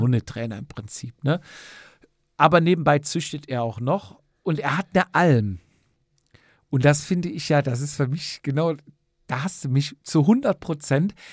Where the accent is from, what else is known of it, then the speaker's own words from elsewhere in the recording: near Cologne, North Rhine-Westphalia, Germany; hier aus der Nähe von Köln